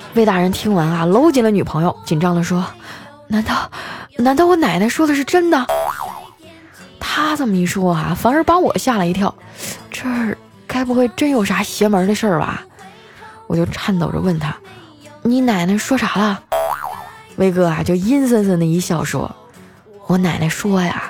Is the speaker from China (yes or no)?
yes; Northeast China, China; moved away; 作为一个东北人啊， 我对雪呢，还是比较有感情的。我小时候的冬天啊，可比现在冷多了